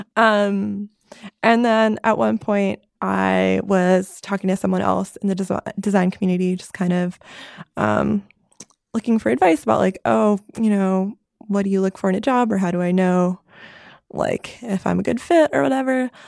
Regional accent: New York City area, United States; moved away; I am from the New York City area, just north of New York City

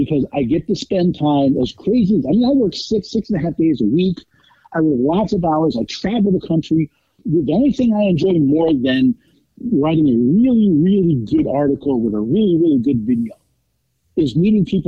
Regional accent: Albany, New York, United States; I lived most of my life outside of Albany, New York, actually right on the Massachusetts border

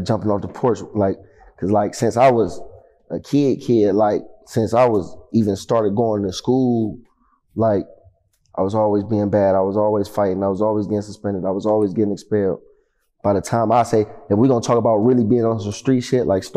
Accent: East Cleveland, Ohio, United States; I'm coming from Cleveland for real. Like I'm a real Cleveland nigga.

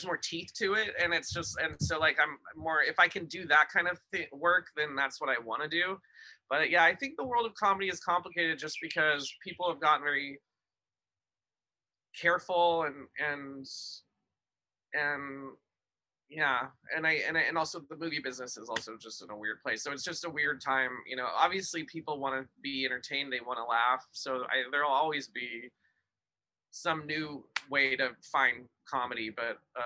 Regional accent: Pasadena, California, United States; also born or lived in Glendale; I was born in Pasadena, but my family is spread through the inland and Orange County

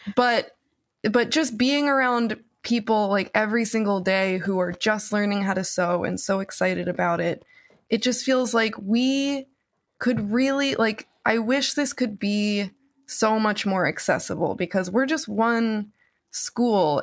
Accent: New Jersey, United States; my New Jersey public school

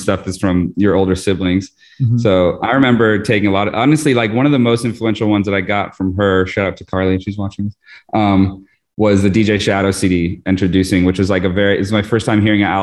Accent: Vermont, United States; moved away as an adult; also born or lived in New York; I'm actually born in Vermont originally. And I moved to New York for college

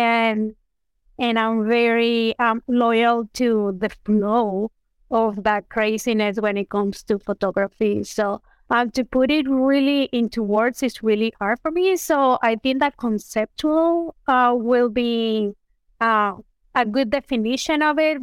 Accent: Venezuela; moved away; I am originally from Venezuela

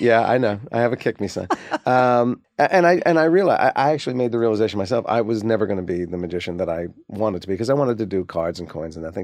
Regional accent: Livingston, New Jersey, United States; also born or lived in Maplewood, New Jersey; we grew up in New Jersey

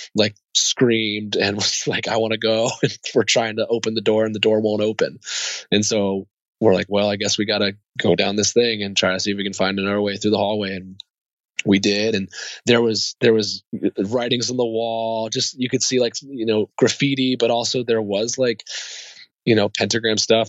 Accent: Columbia, Maryland, United States; also born or lived in Bremerhaven, Germany / Bad Kreuznach, Germany; I grew up in Maryland. I grew up out in Columbia at, at, after that until I was 18

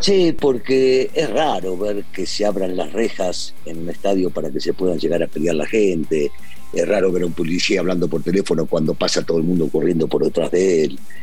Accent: Argentina; now in Mexico

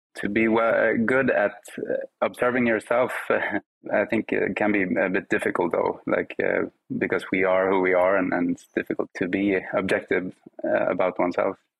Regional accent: Sweden; English is a second language; growing up in Sweden, I grew up, you know, with Spanish at home, Swedish uh, with my friends

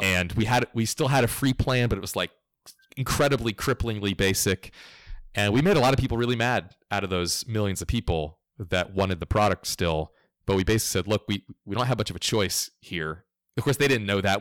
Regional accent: Florida, United States; I grew up in Florida, culturally southeast United States

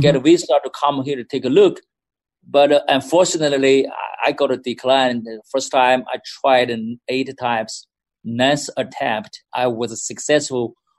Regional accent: Tai'an, Shandong, China; moved away as an adult; now in United States; I was born in the Mountain Tai and the city. That city was called Tai'an in Shandong province. And I was born there and grown up over there and also got my bachelor degree there as well.

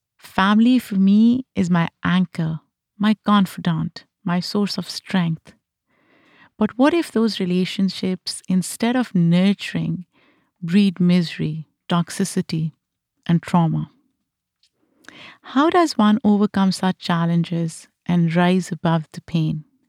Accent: Pakistan; moved away; Growing up in Pakistan, I experienced firsthand the influence of a collectivist society

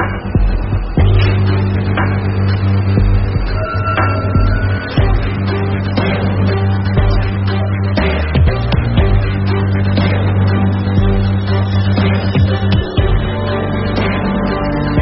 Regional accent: New York City, New York, United States; now in Florida, United States; I grew up in Brooklyn

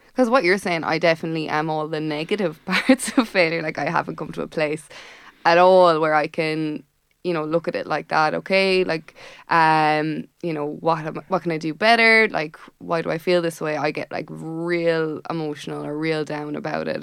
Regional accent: Tipperary, Munster, Ireland; moved away; I'm from Tipperary

